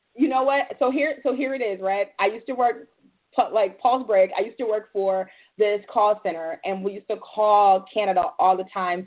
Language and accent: English; Detroit, Michigan, United States; I'm from Detroit, so I'm familiar um, with all former Detroiters